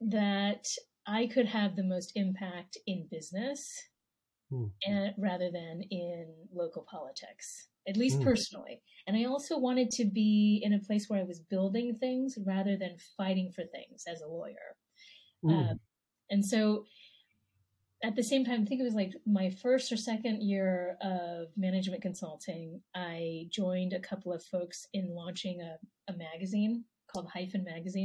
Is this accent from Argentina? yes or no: no; Taiwan; born there; I was born in Taiwan. My parents are from China. So I would say, yeah, Asian American, Taiwanese American.